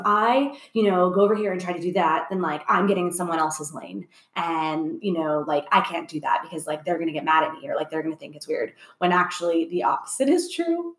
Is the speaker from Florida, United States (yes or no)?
yes; Orlando, Florida, United States; moved away as an adult; also born or lived in Los Angeles; now in Atlanta, United States; I'm from Orlando, oh, but oh, yeah, yeah. I worked in LA a lot as a kid, and even Orlando. Like I love Orlando, and that was my home for my whole life